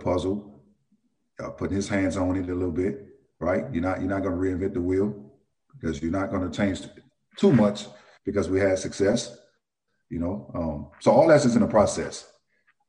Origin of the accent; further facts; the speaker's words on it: New Orleans, Louisiana, United States; I was born and raised in New Orleans